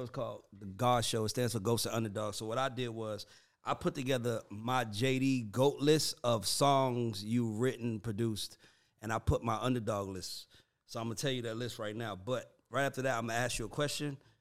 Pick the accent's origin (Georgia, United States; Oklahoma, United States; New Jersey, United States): Georgia, United States; Atlanta; I'm from Southside.